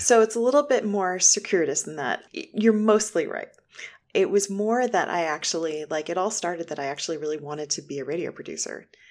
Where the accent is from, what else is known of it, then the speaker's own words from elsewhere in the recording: Boston, Massachusetts, United States; moved away as an adult; now in Shaker Heights, United States; I'm originally from Boston. I just moved to Shaker Heights, Ohio, a beautiful suburb of Cleveland